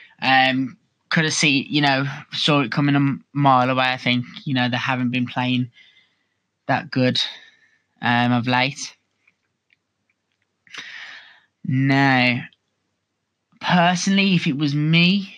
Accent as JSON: {"language": "English", "town": "Birmingham", "region": "West Midlands", "country": "United Kingdom", "said": "I am from Birmingham, so naturally, I am a Birmingham City supporter"}